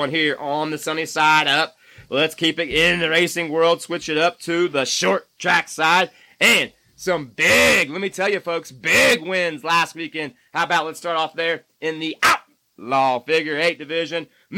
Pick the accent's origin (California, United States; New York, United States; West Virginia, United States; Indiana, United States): Indiana, United States; moved away; my home state? That's right, Winchester, Indiana